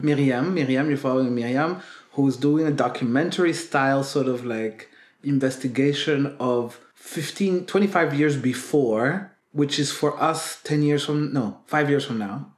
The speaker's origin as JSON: {"language": "English", "country": "Burundi", "tie": "born or raised there", "also_born_or_lived": "Netherlands", "moved": "yes", "lives_now": "Belgium", "said": "growing up in Burundi then moving to the Netherlands and then going back to Burundi to live there"}